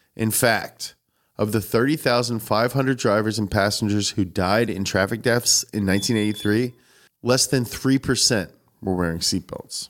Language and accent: English; New Hampshire, United States; I'm from New Hampshire.